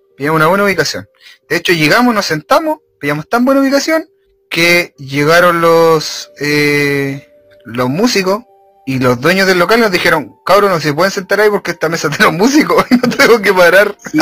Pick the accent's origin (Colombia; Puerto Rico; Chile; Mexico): Chile